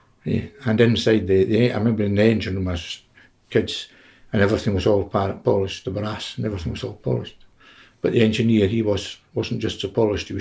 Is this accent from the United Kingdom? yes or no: yes; Ulva, Isle of Mull, Scotland, United Kingdom; also born or lived in Ardencaple, Scotland; I came to Ulva in 1956.